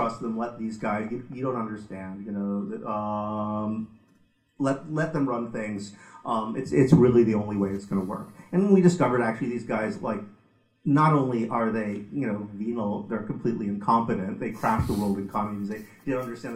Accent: United States; now in United Kingdom; I come from America

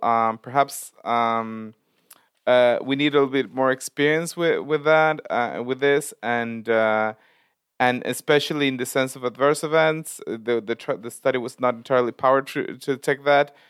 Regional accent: Argentina; I come from Argentina

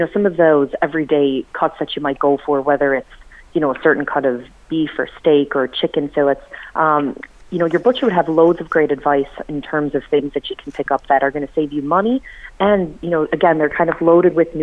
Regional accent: United States; now in Ireland; being American

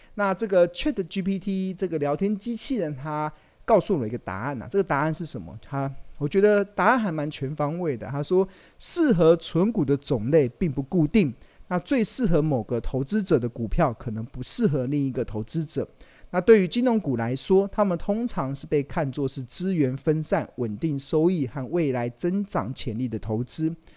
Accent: Taiwan; 身为 台， 台湾人。 对啊，我们如果真的发生战争，其实我们哪里也跑不了

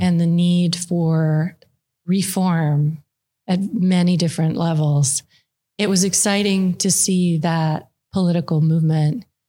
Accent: Calgary, Alberta, Canada; now in United States; I actually grew up in Calgary

